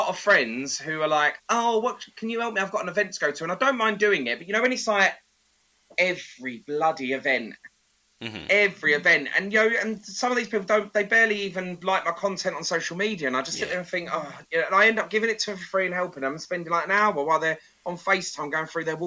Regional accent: Essex, East of England, United Kingdom; I'm from Essex. Hun culture is in us, in our blood.

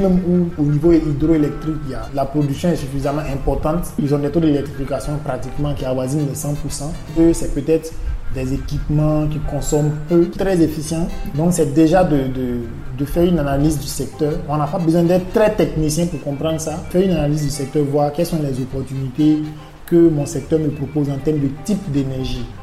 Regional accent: Burkina Faso; first language Mooré; French is a second language; ma langue maternelle, c'est le, le moré de, l'ethnie Mossi du Burkina Faso

